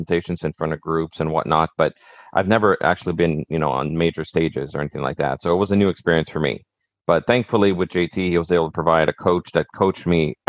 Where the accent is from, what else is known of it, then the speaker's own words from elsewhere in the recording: Montreal, Quebec, Canada; moved away as an adult; also born or lived in Greenwood, Nova Scotia; now in Nova Scotia, Canada; I'm originally from Montreal